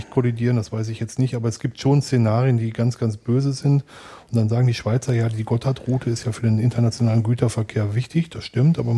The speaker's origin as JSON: {"language": "German", "region": "North Rhine-Westphalia", "country": "Germany", "tie": "born or raised there", "said": "Ich bin im Ruhrgebiet groß geworden. Wir haben im Ruhrgebiet eine der höchsten Ausländerquoten in Deutschland. Ich bin mit Döner und Pizza groß geworden"}